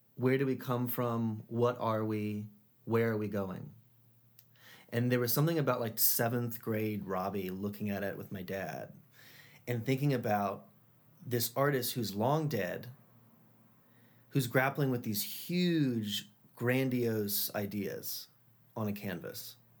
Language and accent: English; Charlotte, North Carolina, United States; moved away; I grew up in Charlotte, North Carolina